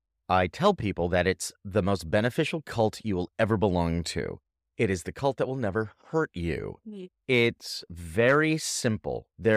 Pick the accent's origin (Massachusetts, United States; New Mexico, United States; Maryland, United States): Massachusetts, United States; born there; So here's my story. I was born in Massachusetts, eastern part of America, and went to high school